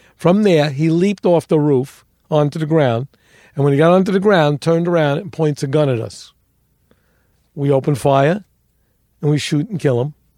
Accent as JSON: {"language": "English", "town": "New York City", "region": "New York", "country": "United States", "tie": "born or raised there", "said": "I grew up in the North Bronx"}